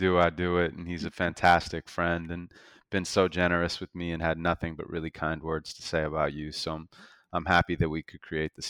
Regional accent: Santa Monica, California, United States; So I was born and raised in Santa Monica

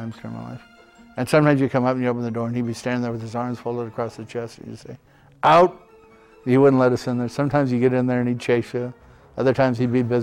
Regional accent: Helena, Montana, United States; also born or lived in Seattle, Washington; my dad was discharged from the Navy, so they came back to Helena. And I grew up there

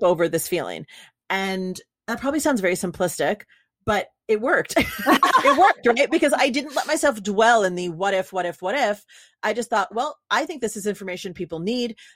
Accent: New York, United States; now in California, United States; I'm from New York, but so like, and I'm in California

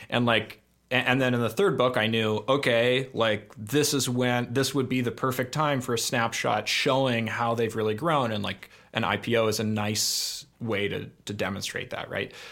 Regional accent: Oakland, California, United States; I grew up in Oakland

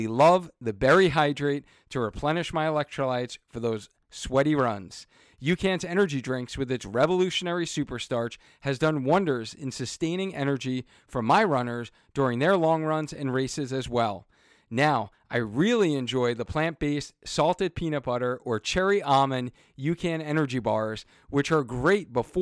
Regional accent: Cheshire, Connecticut, United States; we are the training partner for the Cheshire Half Marathon. So I'm super excited about that, right in my hometown

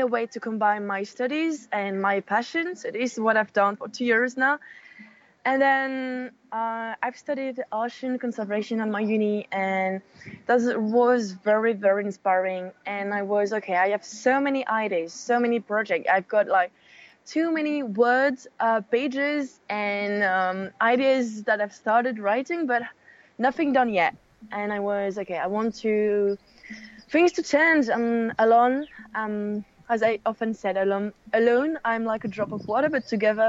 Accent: Mauritius; moved away as an adult; also born or lived in France; now in Paris, France; I am French and I grew up in Mauritius Island, which I call home now

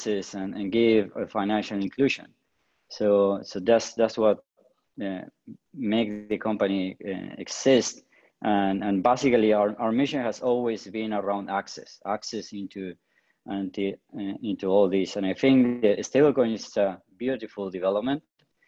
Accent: Patagonia, Argentina; I grew up in the Patagonia, in the south of Argentina.

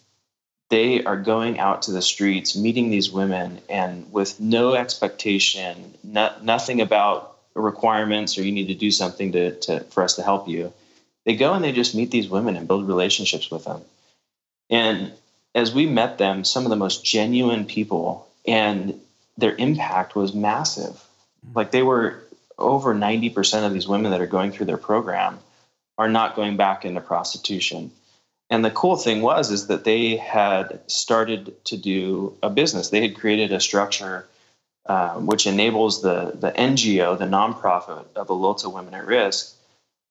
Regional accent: Santa Barbara, California, United States; we're from Santa Barbara, California

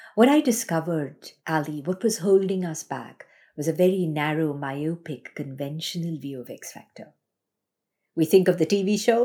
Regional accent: Mumbai, Maharashtra, India; moved away as an adult; now in Australia; I grew up in Bombay, India

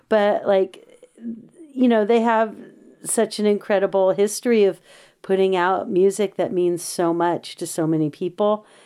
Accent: Los Angeles, California, United States; moved away as an adult; now in Berkeley, United States; I grew up in the South Bay of Los Angeles. People may know San Pedro

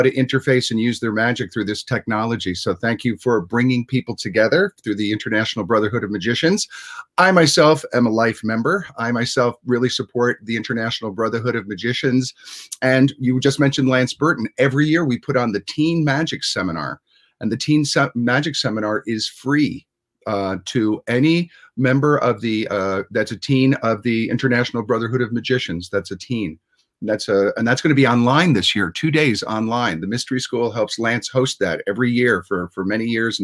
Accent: Catskill Mountains, upstate New York, United States; moved away as an adult; also born or lived in Las Vegas; I grew up in the Catskill Mountains in upstate New York

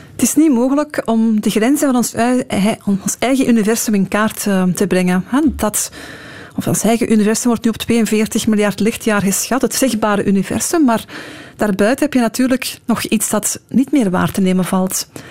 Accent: Belgium; omdat we als Belgen ook in die Europese samenwerking zitten

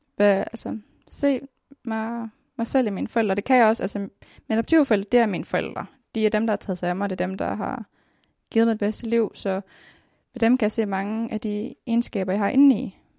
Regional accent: Denmark; also born or lived in Colombia; Jeg er dansker, jeg er dansk statsborger

